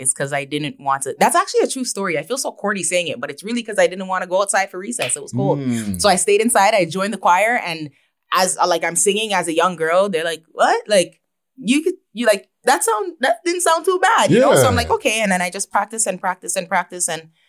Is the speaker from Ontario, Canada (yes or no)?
yes; Toronto, Ontario, Canada; I was born and raised my childhood in Toronto, and I moved to Brampton. I started grade 8 in Brampton.